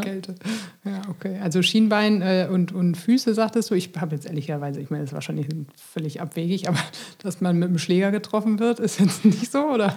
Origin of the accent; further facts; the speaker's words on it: Bremen, Germany; als Bremer